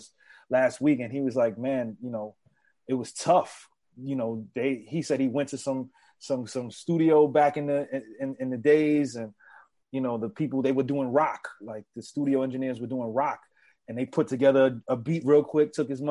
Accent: New York City, New York, United States; growing up in the Bronx

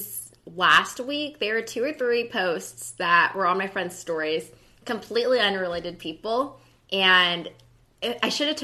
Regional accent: Pflugerville, Texas, United States; I am from Pflugerville, Texas, just north of Austin.

